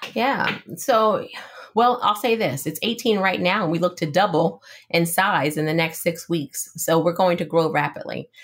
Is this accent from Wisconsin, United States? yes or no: no; West Chester, Pennsylvania, United States; also born or lived in North Carolina; I grew up in Westchester, Pennsylvania, Chester County, about uh, 35 minutes outside of Philadelphia.